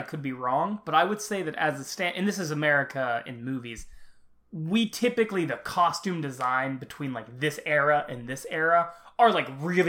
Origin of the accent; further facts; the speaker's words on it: United States; as Americans